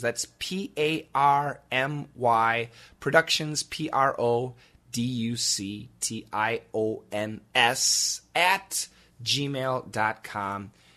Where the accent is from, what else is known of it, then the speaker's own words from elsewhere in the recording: United States; accent: American; my ignorant American pronunciation